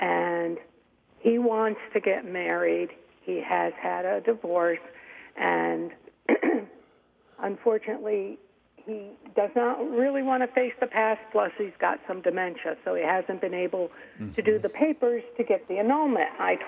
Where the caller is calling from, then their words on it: New York, United States; Upstate New York, Albany Diocese.